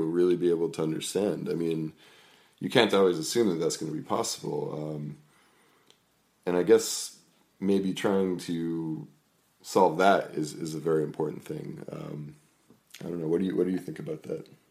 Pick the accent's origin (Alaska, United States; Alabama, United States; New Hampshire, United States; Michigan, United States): New Hampshire, United States; Merrimack; I grew up in New Hampshire, in a, in a, in Merrimack, New Hampshire.